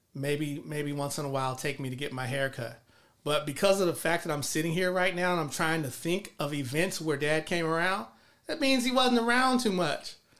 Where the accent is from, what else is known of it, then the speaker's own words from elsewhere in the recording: Los Angeles, California, United States; moved away as an adult; also born or lived in College Park, Georgia; grew up in South Los Angeles